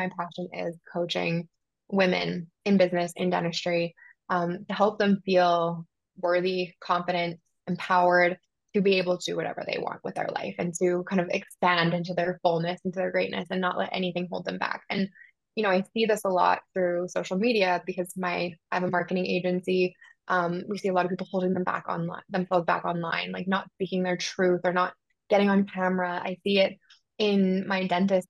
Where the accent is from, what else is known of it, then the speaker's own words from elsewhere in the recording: Southern Alberta, Canada; moved away as an adult; also born or lived in Bermuda; I grew up in Canada, Southern Alberta